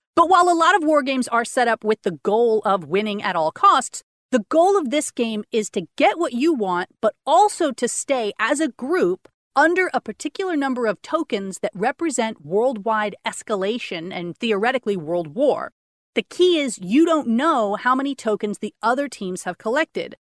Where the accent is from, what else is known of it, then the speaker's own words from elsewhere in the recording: Austin, Texas, United States; I grew up in Austin my whole life.